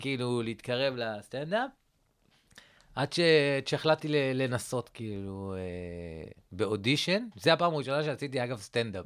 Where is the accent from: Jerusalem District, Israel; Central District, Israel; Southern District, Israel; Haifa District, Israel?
Central District, Israel; Rehovot; מאיפה אתה? אה, אמרתי לו, רחובות